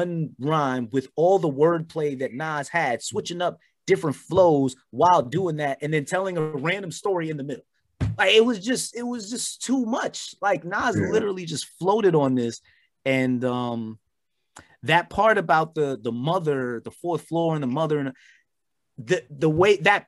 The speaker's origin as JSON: {"language": "English", "region": "New York", "country": "United States", "said": "we're from New York"}